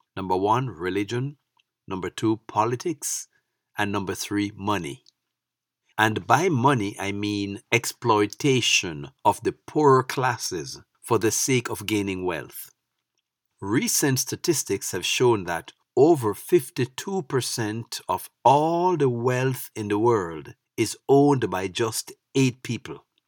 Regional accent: Jamaica; moved away as an adult; now in United States; As a young man growing up in Jamaica, I was never affiliated as a P N P or a G L P either

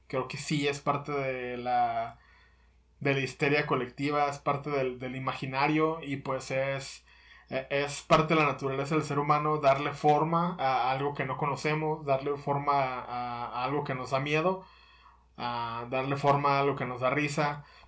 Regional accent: Mexico; nuestro territorio mexicano

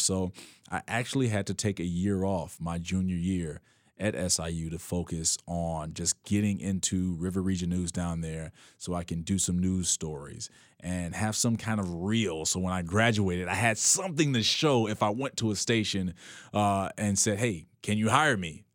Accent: Chicago, Illinois, United States; me growing up on the West Side

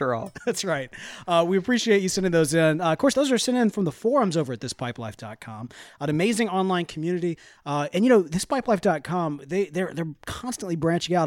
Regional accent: the South, United States; We're from the South

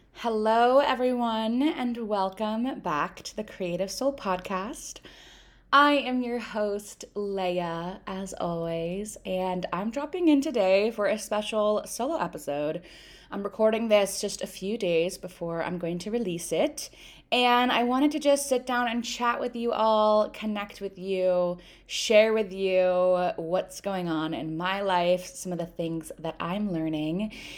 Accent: United States; I'm American, I grew up in America

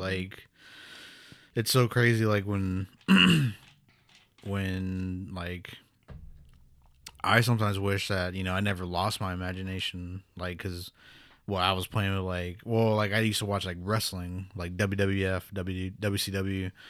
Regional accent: Pawnee, Oklahoma, United States; also born or lived in New Mexico; I'm from Pawnee, Oklahoma, here, born and raised.

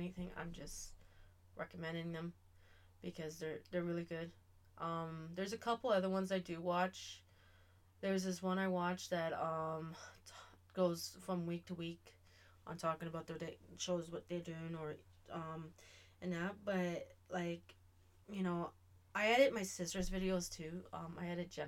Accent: Canada; I'm Canadian

